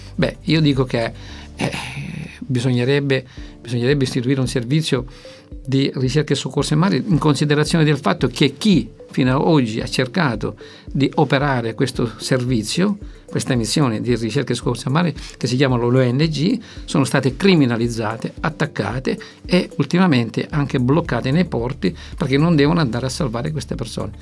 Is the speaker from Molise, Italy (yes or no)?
no; Lampedusa, Sicily, Italy; io vengo da lì, eh, vengo da Lampedusa